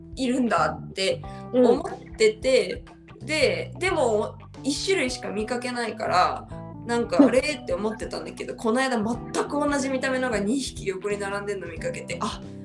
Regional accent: Japan; moved away; 日本に生まれ育った身

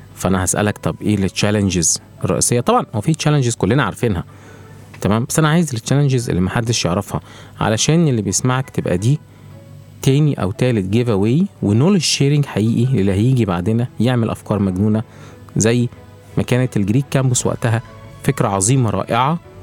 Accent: Egypt; بيئتنا وبيئه الاعمال عندنا في مصر

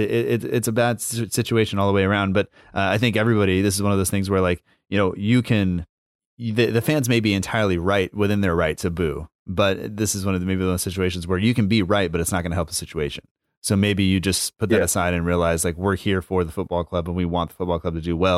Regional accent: United States; as an American

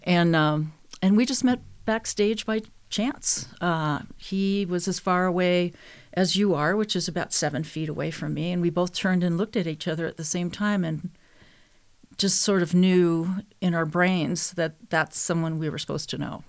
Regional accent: Minnesota, United States; I was born and raised in Minnesota

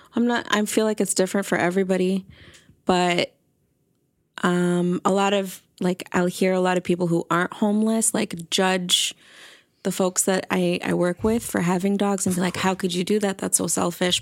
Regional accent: Toronto, Ontario, Canada; now in Vancouver Island, Canada; I'm from Toronto

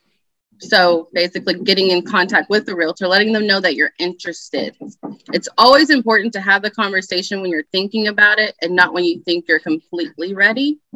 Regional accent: Allen, Texas, United States; I am from the Dallas area. As I said, I grew up in Allen

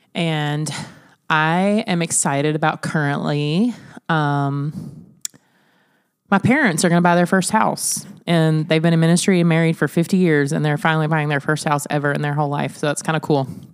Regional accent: Alabama, United States; moved away as an adult; also born or lived in Illinois; now in Sioux Falls, United States; we are from Alabama

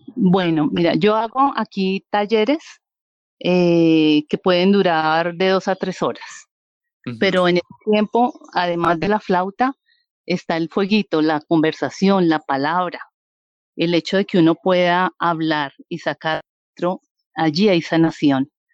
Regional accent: Vianí, Cundinamarca, Colombia; also born or lived in Bogotá; now in San Francisco, Colombia; yo soy de un pueblito o municipio de Colombia que se llama Vianí, Cundinamarca

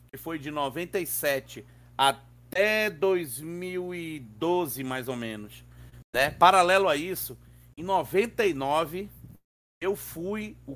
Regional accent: Northeast Region, Brazil; moved away; Eu vim do Nordeste, né? Eu cheguei aqui em 96.

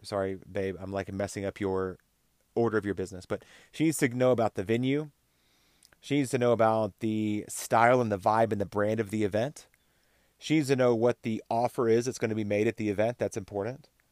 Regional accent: Texas, United States; also born or lived in Oklahoma, United States; now in Colorado, United States; I grew up in Texas and Oklahoma

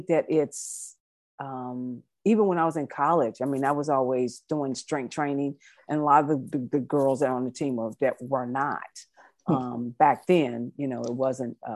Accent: United States; I was coming as the American coach

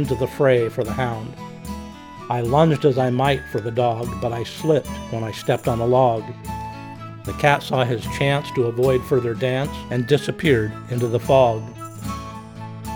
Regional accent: Orofino, Idaho, United States; born and raised in Orfino.

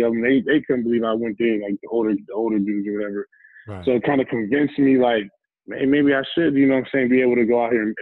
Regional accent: Bridgeport, Connecticut, United States; also born or lived in New Haven, Connecticut; I was born in New Haven, grew up in Bridgeport, Connecticut

